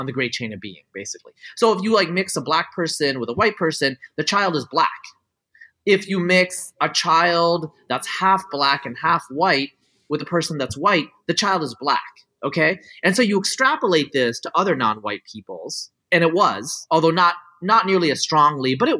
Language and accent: English; United States; first language Bengali; English is a second language; also born or lived in California; I grew up in the United States with mostly white people